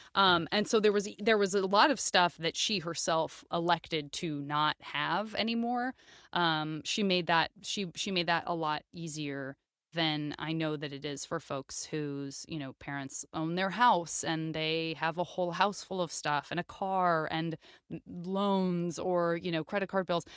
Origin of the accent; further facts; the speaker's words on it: Tucson, Arizona, United States; moved away; I'm from Tucson, Arizona